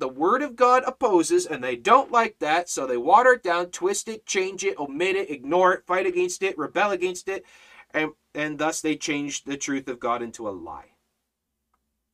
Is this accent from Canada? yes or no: yes; Canada; I'm Canadian